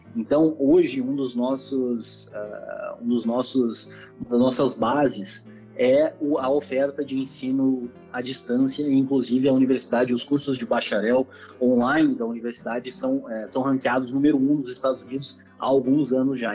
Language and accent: Portuguese; Porto Alegre, Rio Grande do Sul, Brazil; eu sou natural de Porto Alegre, do Rio Grande do Sul